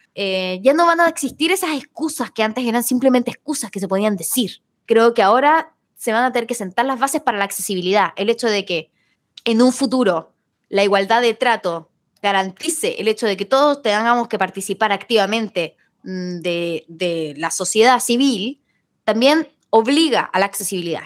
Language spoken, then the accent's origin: Spanish; Chile; now in Buenos Aires, Argentina